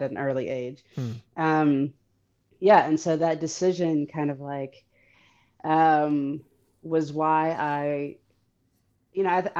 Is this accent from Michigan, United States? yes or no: yes; Detroit, Michigan, United States; I'm from Detroit where there's like the largest population of Arabs outside the Middle East